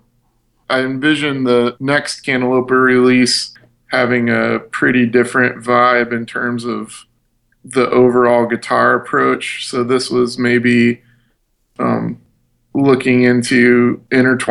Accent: Midwest, United States; we're from the Midwest

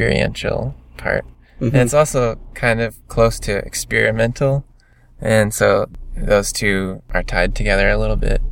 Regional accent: Michigan, United States; We're all from Michigan

